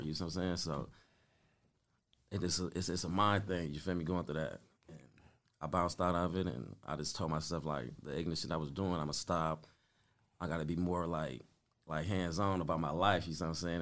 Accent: Compton, California, United States; growing up on Spruce, being in Compton

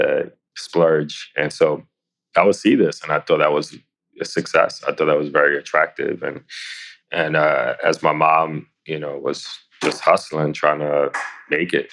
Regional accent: New York City, New York, United States; I born and raised in the Lower East Side of New York City.

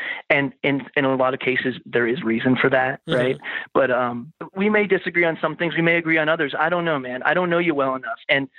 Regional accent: Florida, United States; also born or lived in Seattle, Washington; now in Western Pennsylvania, United States; Moved from Seattle. Started fresh in like the place I came every summer. Mm-hmm. I'm from Florida originally, but I would come to Pennsylvania every summer.

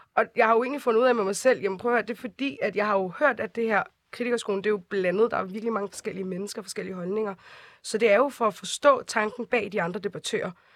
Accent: Copenhagen, Capital Region of Denmark, Denmark; jeg er vokset op i Nordvest

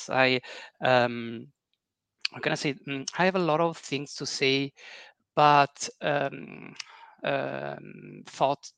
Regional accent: Italy; English is a second language; from Italy. I work as a software engineer in a company located in my hometown, and I'm 43 years old.

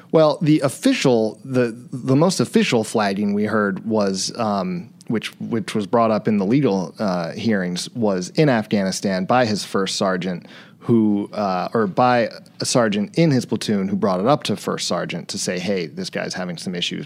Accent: East Coast, United States; moved away as an adult; I grew up on the East Coast, but I, I moved to his hometown right after college

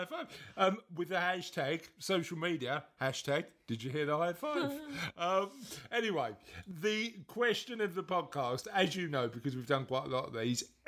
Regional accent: London, United Kingdom; I was brought up in East London

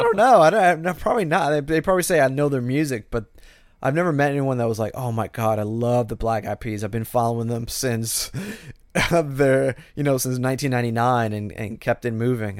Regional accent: Florida, United States; I grew up in Florida.

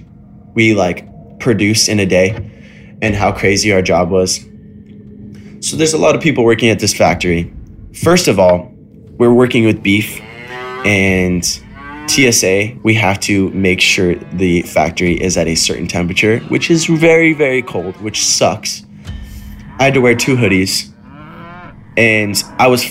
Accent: Idaho, United States; moved away as an adult; now in California, United States; back when I used to live in Idaho, which is my hometown, and it was right before I moved to California.

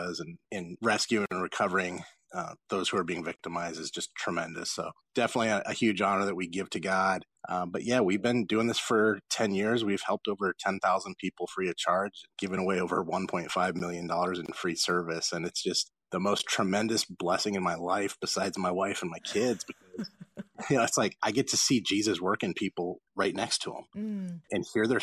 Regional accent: Los Angeles, California, United States; born or raised there

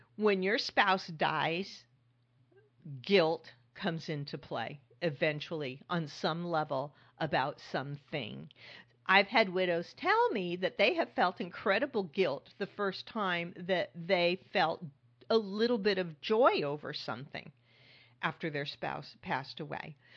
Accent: California, United States; now in New York, United States; I grew up in California

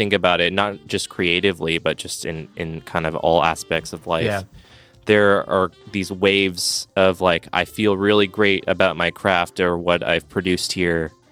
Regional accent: Los Angeles, California, United States; left my hometown of Los Angeles

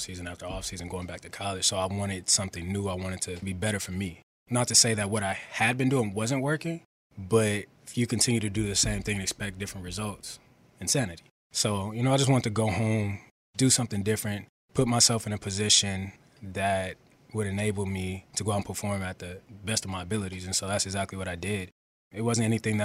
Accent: West Coast, United States; moved away as an adult; also born or lived in Carolina; now in Philadelphia, United States; I'm from the West Coast.

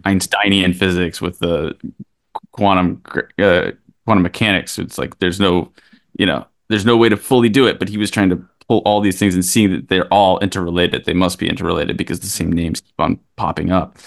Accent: Kentucky, United States; now in New York, United States; Christian and I grew up in Kentucky together

